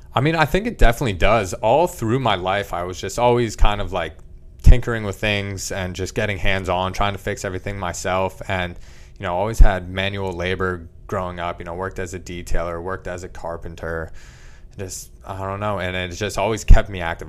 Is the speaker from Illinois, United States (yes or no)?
no; Leesport, Pennsylvania, United States; growing up in small little boroughs, Leesport, P A, I've just kind of been surrounded by the wildlife